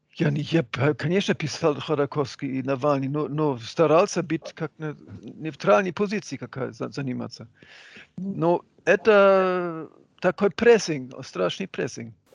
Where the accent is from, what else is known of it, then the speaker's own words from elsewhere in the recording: Hamburg, Germany; Russian is a second language; moved away as an adult; now in Russia; у, моих друзей в, в Гамбурге, откуда я родом